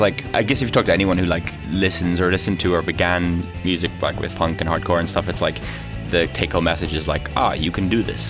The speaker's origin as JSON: {"language": "English", "region": "Leinster", "country": "Ireland", "also_born_or_lived": "Jeddah, Saudi Arabia", "said": "I was born in Saudi Arabia in Jeddah, so to two Irish parents, and I lived there for a few years. My parents sort of moved around a bit, I guess, because they sort of got kind of bored of Ireland in the 70s."}